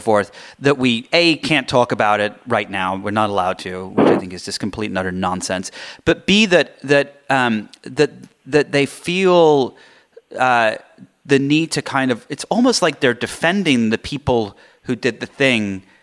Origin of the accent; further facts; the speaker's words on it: England, United Kingdom; moved away; I grew up in England.